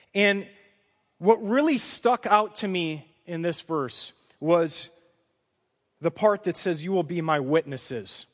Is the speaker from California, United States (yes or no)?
no; Chicago, Illinois, United States; I come from a Chicago, Polish, Roman Catholic family. My dad's a retired Teamster truck driver, Uh, we grew up in the Roman Catholic tradition